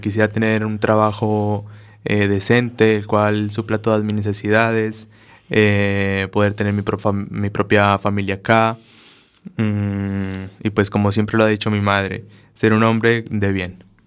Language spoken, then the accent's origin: Spanish; Colombia; moved away as an adult; now in Spain; mi carrera técnica profesional que hice en Colombia